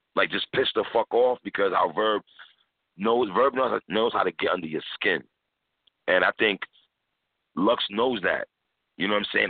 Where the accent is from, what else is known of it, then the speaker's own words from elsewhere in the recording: New York City, New York, United States; I'm from New York City